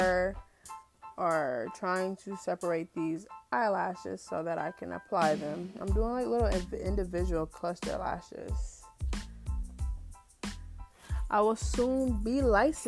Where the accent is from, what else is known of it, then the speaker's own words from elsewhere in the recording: Canton, Ohio, United States; born and raised in Canton, Ohio